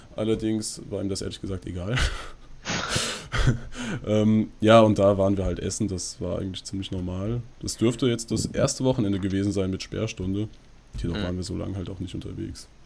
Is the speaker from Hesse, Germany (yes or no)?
yes; near Frankfurt, Hesse, Germany; wir kommen aus der Nähe Frankfurt